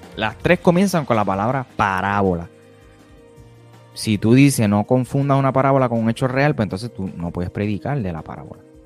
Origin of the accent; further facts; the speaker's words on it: Puerto Rico; soy de Puerto Rico, residente